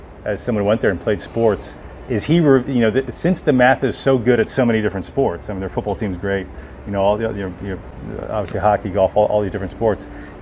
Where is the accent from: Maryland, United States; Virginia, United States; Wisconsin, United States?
Maryland, United States; Montgomery County; So I grew up in the area as well. I grew up in Montgomery County. You and I are actually pretty similar in age.